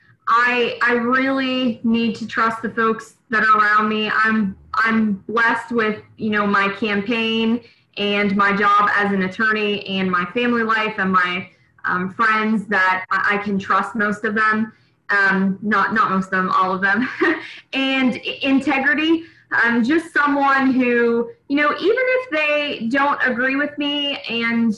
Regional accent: Buchanan, United States; I ran the Buchanan Community Theater here in my hometown for many, many years

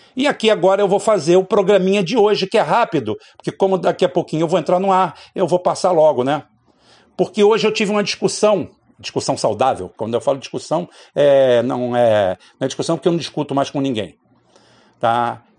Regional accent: Itaboraí, Rio de Janeiro, Brazil; quando eu era criança pequena aqui em Itaboraí

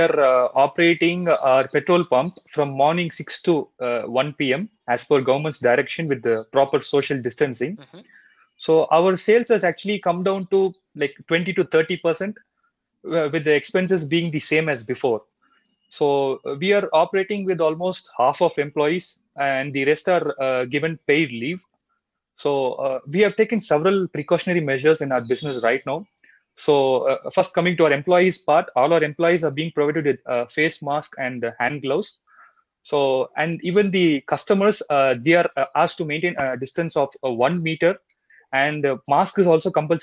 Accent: Hosur, Tamil Nadu, India; I am from Hosur. It is actually a border of Tamil Nadu near Bangalore city

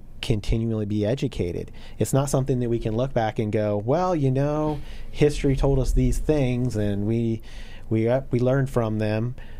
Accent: Flint, Michigan, United States; now in Indianapolis, United States; So I'm originally from there, and then we moved here to the South Side of Indianapolis, not too far away from where we're all sitting

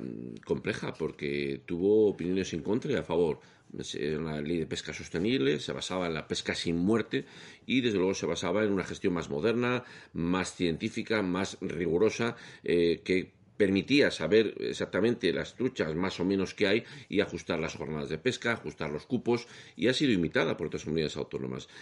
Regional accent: León, Castile and León, Spain; yo soy de León

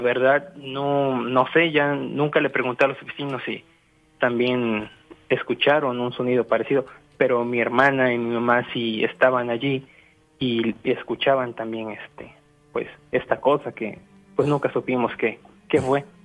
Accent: Zapopan, Jalisco, Mexico; yo soy de Zapopan

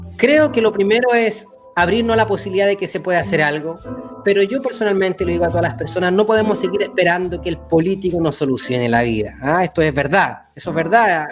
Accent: Chile; nosotros estamos en Chile, somos chilenos

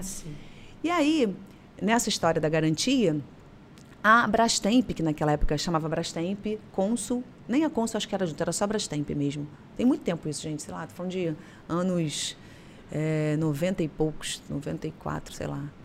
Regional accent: Paracambi, Rio de Janeiro, Brazil; now in Niterói, Brazil; Eu sou do interior do estado do Rio de Janeiro, de uma cidade chamada Paracambi

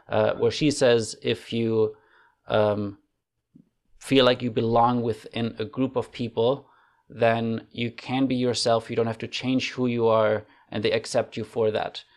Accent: Germany; moved away as an adult; now in Canada; I grew up in Germany

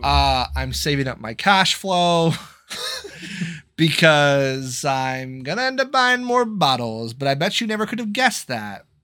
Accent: United States; I am American

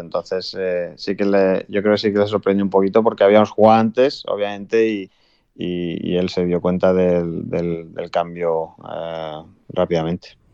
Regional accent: Spain; Como español

